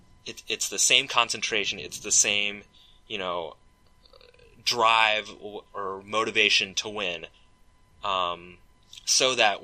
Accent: Seattle, Washington, United States; I did it in Seattle, I did it, you know, I did it in my hometown, I did it in front of my community

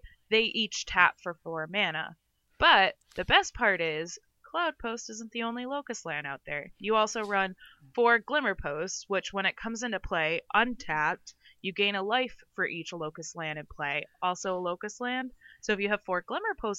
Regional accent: Western Massachusetts, United States; also born or lived in New York City; I grew up in Western Mass

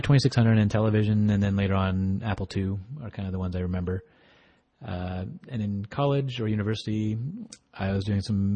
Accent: Alberta, Canada; I'm from Alberta, Canada

